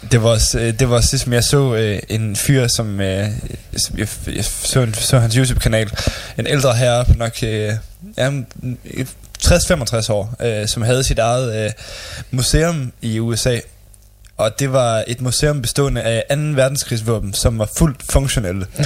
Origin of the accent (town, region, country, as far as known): Denmark